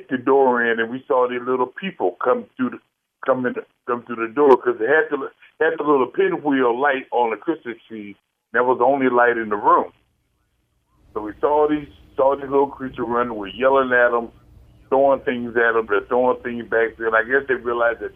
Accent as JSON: {"language": "English", "region": "Virginia", "country": "United States", "moved": "yes", "lives_now": "St. Louis, United States", "said": "I went back home last year. You know, I came from Virginia"}